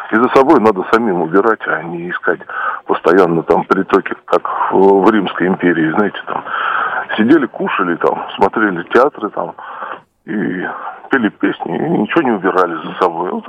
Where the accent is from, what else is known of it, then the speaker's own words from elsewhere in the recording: Moscow, Russia; я как там коренной москвич, там, в не, в не первом поколении